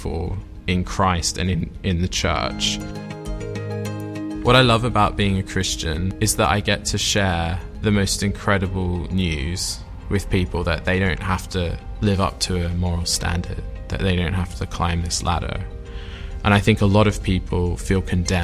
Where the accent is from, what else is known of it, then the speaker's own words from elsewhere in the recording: Sydney, New South Wales, Australia; moved away as an adult; now in Oxford, United Kingdom; I am from Sydney, Australia originally. I was brought up there and then moved over here